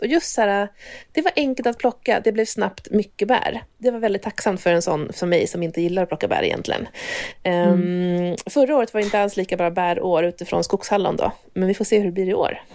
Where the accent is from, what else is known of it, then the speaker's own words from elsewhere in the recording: Hälsingland, Gävleborg County, Sweden; jag kommer ju från Hälsingland från början